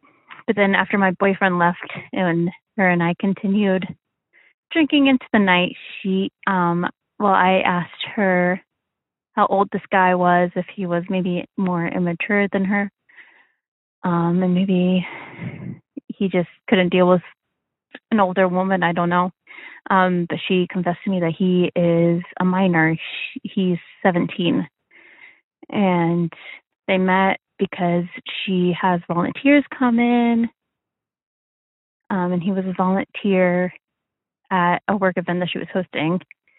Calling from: Midwest, United States; I'm calling from the Midwest. I'm in my late 20s.

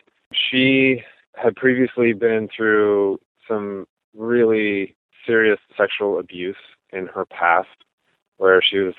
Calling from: Portland, Oregon, United States; also born or lived in Midwest; I'm calling from Portland, Oregon.

